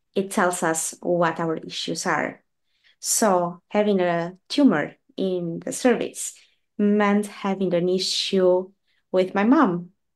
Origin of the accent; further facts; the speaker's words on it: Albania; now in Norway; I was born in Albania and I moved to, to Norway many years ago